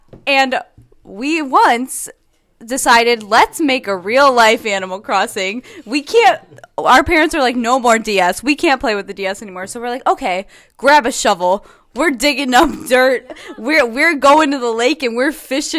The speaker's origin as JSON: {"language": "English", "region": "Illinois", "country": "United States", "said": "We're all from Illinois"}